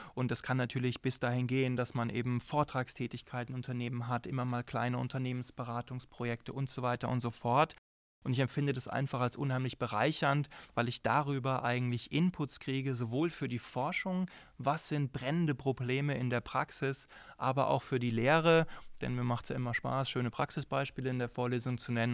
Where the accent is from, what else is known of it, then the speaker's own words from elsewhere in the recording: Frankfurt am Main, Hesse, Germany; also born or lived in Darmstadt; now in Jena, Germany; ich bin äh, geboren in Frankfurt am Main